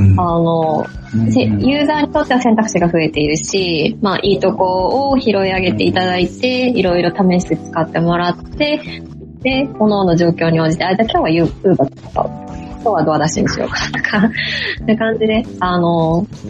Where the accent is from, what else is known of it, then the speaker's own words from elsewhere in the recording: Fukushima, Japan; accent: Fukushima dialect; moved away as an adult; also born or lived in Singapore; now in Miyagi, Japan; 地元が福島なので、それこそ高校時代は生でしたね。福島なまりが